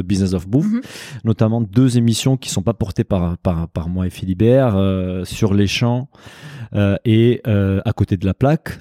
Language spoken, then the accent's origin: French; Brazil; moved away; also born or lived in Japan; je suis brésilien comme tout le monde le sait, d'origine portugaise